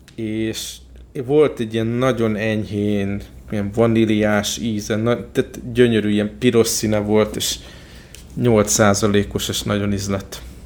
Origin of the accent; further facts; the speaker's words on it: Hungary; Magyarországról jöttem